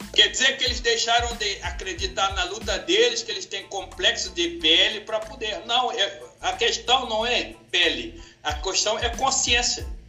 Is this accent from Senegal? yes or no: yes; Senegal; now in Brazil; eu sou brasileiro naturalizado, vindo da África, do Senegal, oh. há uns 28 anos atrás